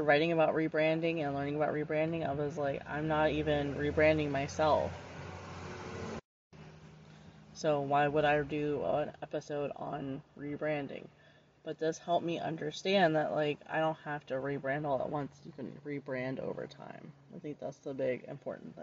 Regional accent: Florida, United States; my home state and town, basically in Florida

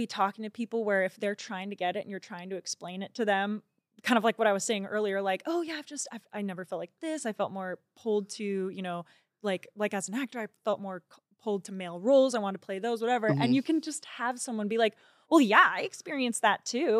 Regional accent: California, United States; I grew up raised in Orange County. The circle I was in was totally a bubble.

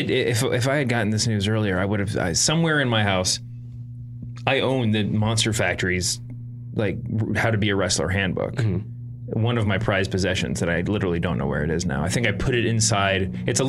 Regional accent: New Jersey, United States; And I'm … from New Jerse

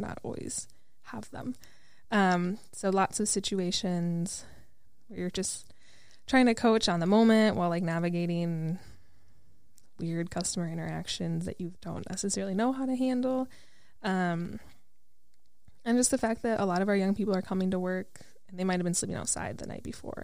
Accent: Wisconsin, United States; now in Minneapolis, United States; I'm from Wisconsin

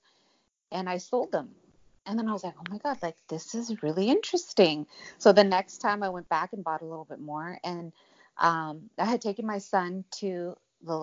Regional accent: Santa Cruz County, California, United States; moved away as an adult; also born or lived in Arizona; I'm born and raised in California

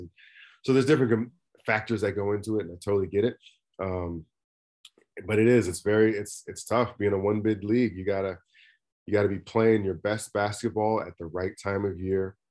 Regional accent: Oakland, California, United States; also born or lived in Missoula, Montana; born and raised in Oakland, California.

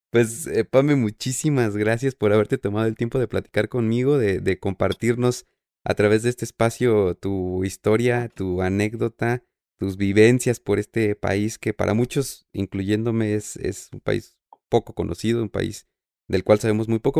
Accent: Mexico; como mexicanos

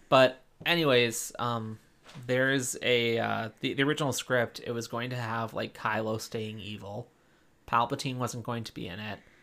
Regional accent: East Coast, United States; moved away; I'm originally from the East Coast

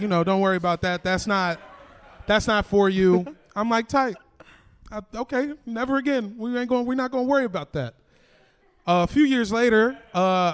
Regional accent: Arlington, Virginia, United States; I grew up in Arlington, Virginia, me and like half my family.

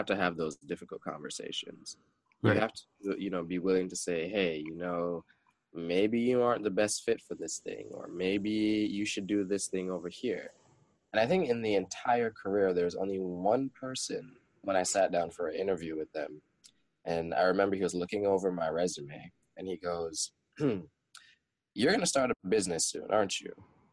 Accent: Jamaica; growing up being a Jamaican

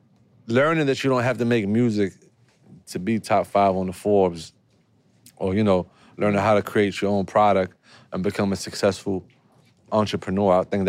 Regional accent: Morocco; moved away; I used to have pigeons too when I was small in Morocco.

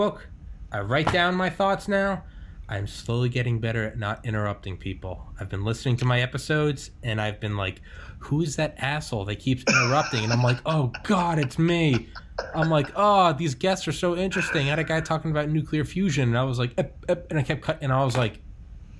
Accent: New England, United States; also born or lived in Maine; I talked fast because I'm from New England and people just talk faster in the North

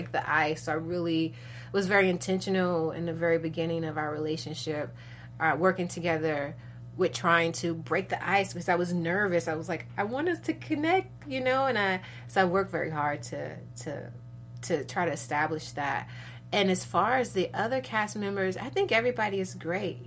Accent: Chicago, Illinois, United States; I'm from Chicago, originally from the west side of Chicago

